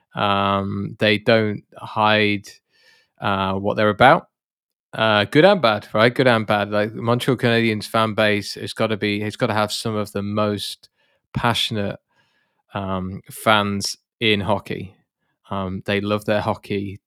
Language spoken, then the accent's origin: English; United Kingdom; I'm British